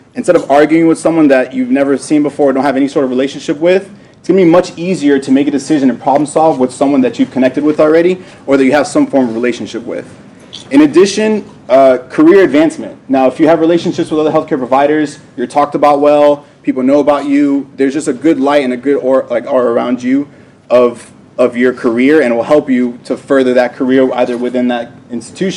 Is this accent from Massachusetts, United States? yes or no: no; Miami, Florida, United States; also born or lived in New Jersey; I was raised in Miami, Florida